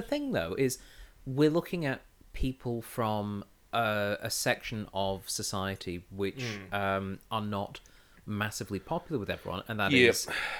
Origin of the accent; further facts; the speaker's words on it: United Kingdom; Because I'm British